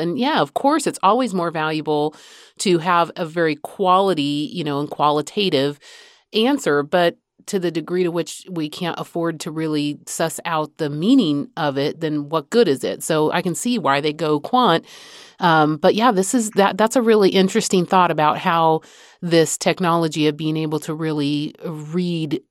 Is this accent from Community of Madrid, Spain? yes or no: yes; Madrid, Community of Madrid, Spain; moved away; I grew up in Madrid